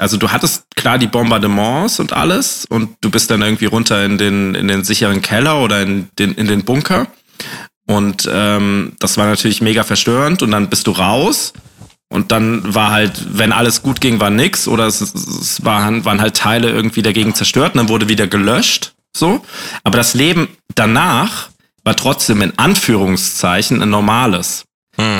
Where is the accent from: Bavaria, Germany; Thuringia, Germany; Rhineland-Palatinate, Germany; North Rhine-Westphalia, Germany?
Rhineland-Palatinate, Germany; Bad Dürkheim; now in Baden-Württemberg, Germany; in Bad Dürkheim bin ich groß geworden